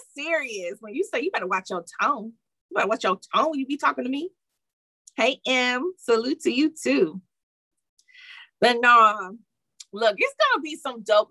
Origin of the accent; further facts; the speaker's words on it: Detroit, Michigan, United States; I'm from Detroit